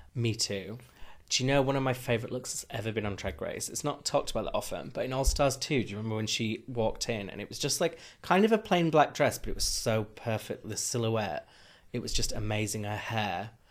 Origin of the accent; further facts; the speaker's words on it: Huddersfield, Yorkshire and the Humber, United Kingdom; moved away; we're both from Huddersfield